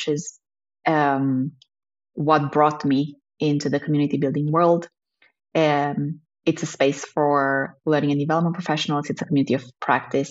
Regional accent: Romania; moved away as an adult; now in Amsterdam, Netherlands; I'm Romanian. That's why I'm in Romania now. My family still lives here.

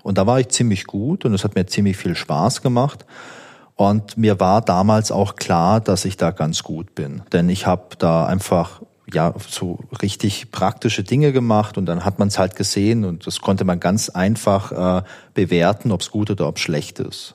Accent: Southern Germany, Germany; Und ich komme ja aus Süddeutschland

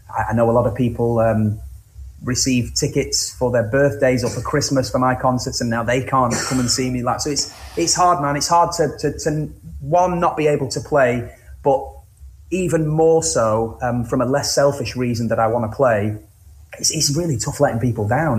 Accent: Cleveleys, North West England, United Kingdom; I grew up on the outskirts of Blackpool in a, in a small town, uh, in a small like neighbouring village town place called Cleveleys

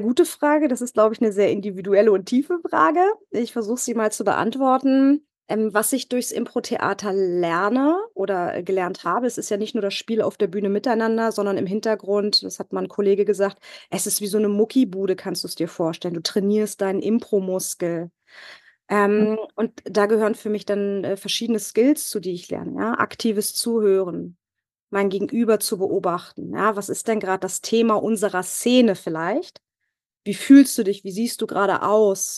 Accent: Northern Germany, Germany; moved away as an adult; now in Bavaria, Germany; Ich komme ursprünglich aus Norddeutschland

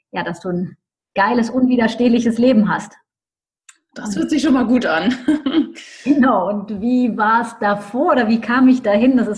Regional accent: Düsseldorf, North Rhine-Westphalia, Germany; Ich komme aus Düsseldorf, habe auch meine Coaching-Praxis in Düsseldorf arbeite inzwischen auch international.

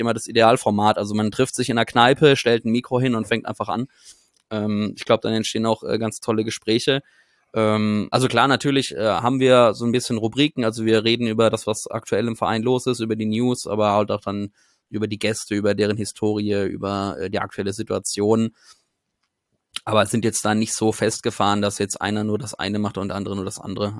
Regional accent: Karlsruhe, Baden-Württemberg, Germany; moved away; also born or lived in Gibraltar / Munich; wir kommen beide gebürtig aus Karlsruhe

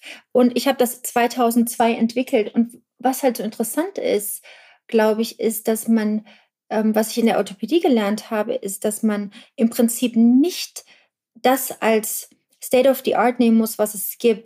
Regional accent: Germany; ich bin in der DDR groß geworden

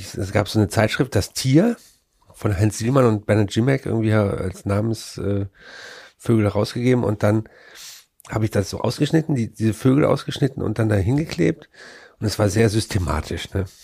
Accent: Frechen, North Rhine-Westphalia, Germany; da, wo ich groß geworden bin, das war, ähm, ist eine Vorstadt von Köln

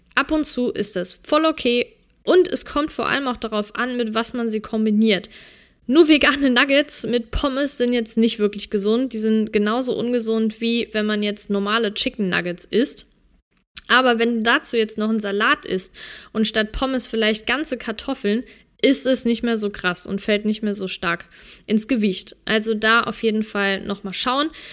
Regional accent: Germany; bei uns in Deutschland

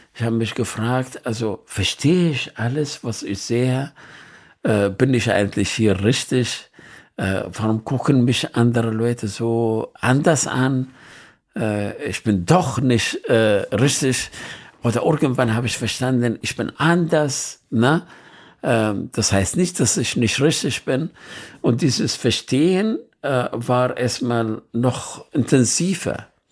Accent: Nineveh, Iraq; ich bin in Nineveh geboren

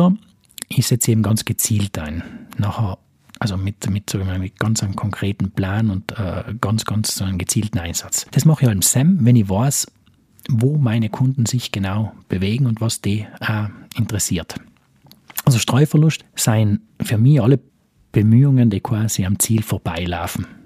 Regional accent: South Tyrol, Trentino-Alto Adige, Italy; Ist jetzt LinkedIn bei uns in Südtirol relevant?

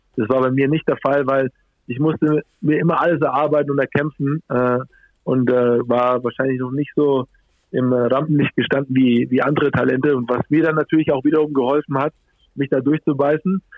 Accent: Germany; hier bei uns in Deutschland

